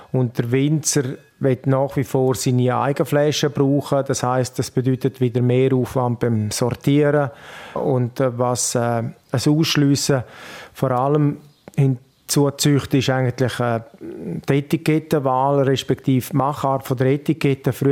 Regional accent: Grisons, Switzerland; Der Ruf bedeutet natürlich bei uns in Graubünden sehr viel.

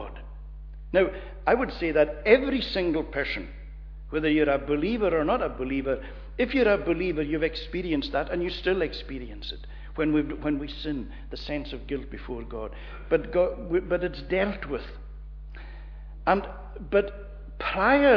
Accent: Portree, Scotland, United Kingdom; when I was a young boy, when I grew up in Portree

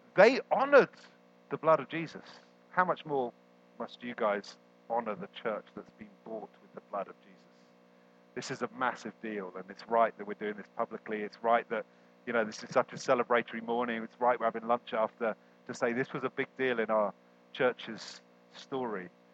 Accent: United Kingdom; We're also British.

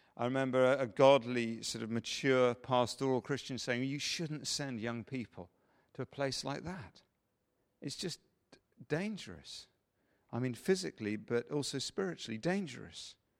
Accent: England, United Kingdom; we're English

